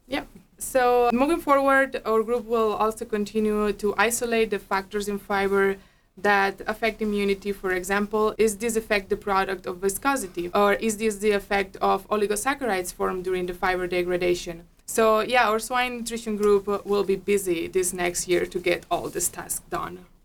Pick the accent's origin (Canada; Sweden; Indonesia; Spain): Spain; moved away as an adult; now in Minnesota, United States; I'm a veterinarian from Spain.